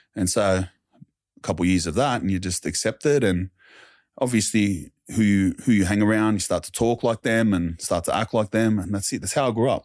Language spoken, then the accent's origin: English; Sydney, New South Wales, Australia; I lived around the Glebe area, Wurlumullu, Wordaloo, Redfern